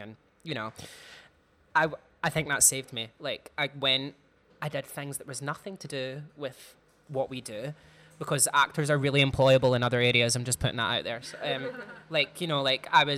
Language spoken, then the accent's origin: English; Clydebank, Scotland, United Kingdom; I'm from Clydebank, which is quite like a working class area in Scotland